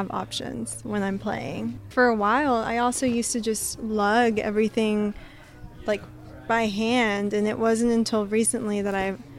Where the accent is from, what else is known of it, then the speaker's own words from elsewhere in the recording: Nashville, Tennessee, United States; I'm born and raised in Nashville, Tennessee.